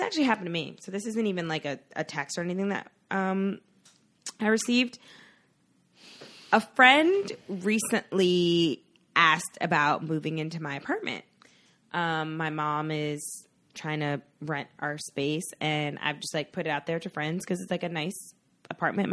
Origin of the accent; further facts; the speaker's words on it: New York City, New York, United States; born in Staten Island.